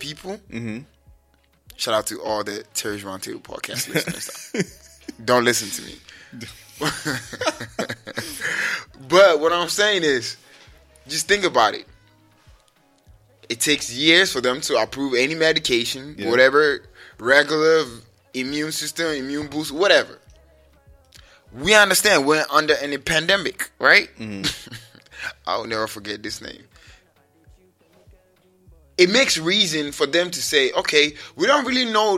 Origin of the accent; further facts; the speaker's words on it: Ghana; now in United States; I come from Ghana